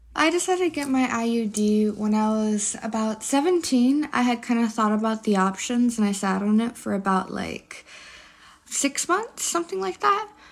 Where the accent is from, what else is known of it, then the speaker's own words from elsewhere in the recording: San Francisco, California, United States; I'm from San Francisco, California